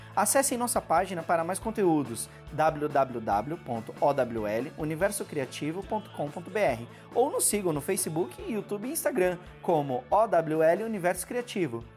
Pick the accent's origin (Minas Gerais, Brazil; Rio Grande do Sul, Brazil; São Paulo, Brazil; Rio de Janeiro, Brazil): São Paulo, Brazil; Eu tenho 47 anos, sou de São Paulo